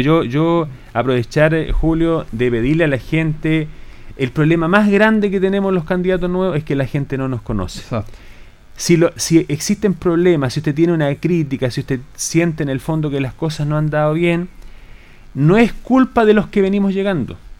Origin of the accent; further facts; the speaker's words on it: Colbún, Maule, Chile; Yo soy de Colbún originario, estudié en el liceo comercial también acá